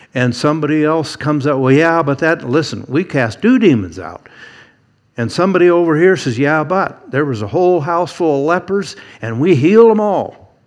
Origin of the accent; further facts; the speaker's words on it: Eugene, Oregon, United States; Growing up in Eugene, there was a pretty good sized church